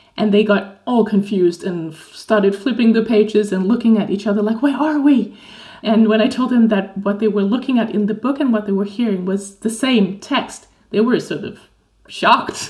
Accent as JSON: {"language": "English", "country": "Denmark", "said": "I am from Denmark"}